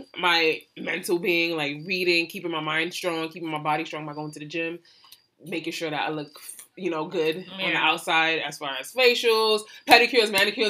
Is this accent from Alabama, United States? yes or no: no; New York City, New York, United States; I'm from Brooklyn